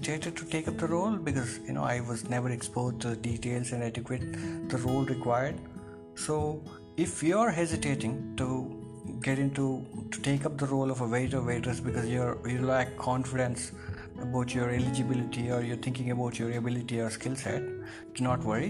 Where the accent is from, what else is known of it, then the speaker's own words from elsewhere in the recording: Mahabubabad, Telangana, India; moved away as an adult; also born or lived in Ireland; I was born in India. It's called Mehboobabad, a small town in southern part of India. I was brought up in India as well, but again I went to Ireland and stayed there for 6 years